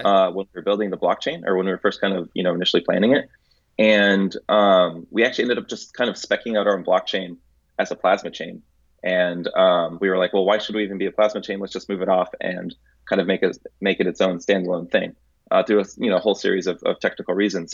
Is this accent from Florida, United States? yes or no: yes; Tampa, Florida, United States; also born or lived in Santo Domingo, Dominican Republic / Atlanta, Georgia / San Jose, California; at two years old, uh, we moved, my family moved to Tampa, Florida